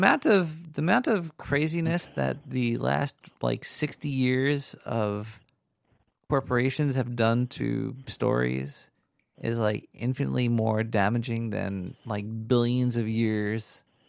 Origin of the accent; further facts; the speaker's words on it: United States; I'm American.